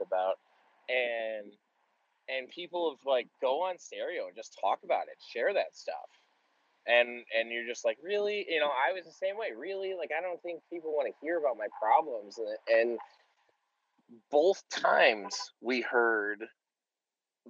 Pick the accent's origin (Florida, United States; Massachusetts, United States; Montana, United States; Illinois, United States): Illinois, United States; Chicago; I'm from Chicago.